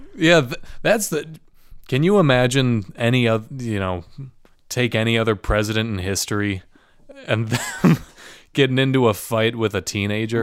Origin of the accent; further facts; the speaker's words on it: Midwest, United States; now in Chicago, United States; as a Midwesterner.